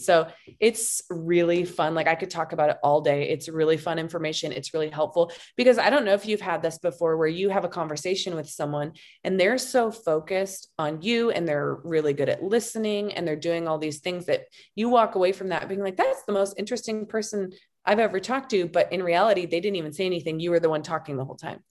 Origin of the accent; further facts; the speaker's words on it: Montana, United States; now in Boyd, United States; I'm originally from Montana